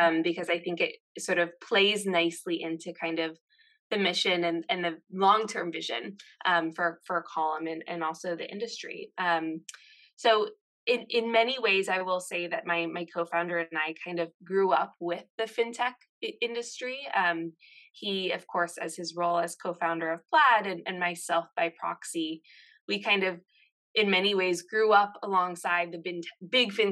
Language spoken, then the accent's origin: English; Seattle, Washington, United States; moved away as an adult; also born or lived in San Francisco; I grew up in Seattle, sort of in the pre-Amazon era.